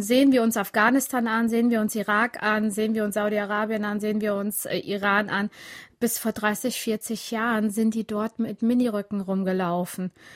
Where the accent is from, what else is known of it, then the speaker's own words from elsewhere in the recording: Siegerland, North Rhine-Westphalia, Germany; accent: Siegerland; German is a second language; Ich bin richtig äh, auf dem Dorf aufgewachsen im Siegerland